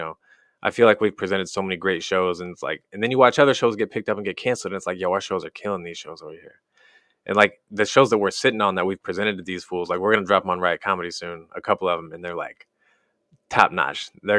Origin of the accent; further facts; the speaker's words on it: Wellsville, Missouri, United States; now in California, United States; Tiny town, middle of nowhere in the Midwest. We grew up in Wellsville, Missouri.